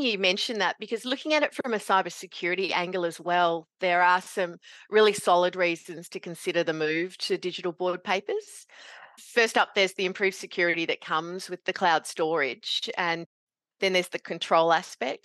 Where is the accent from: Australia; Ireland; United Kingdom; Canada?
Australia; Meekatharra, Western Australia; also born or lived in Kalgoorlie, Australia; now in northeast Victoria, Australia; growing up in Meekatharra in central WA, and I did my university in Kalgoorlie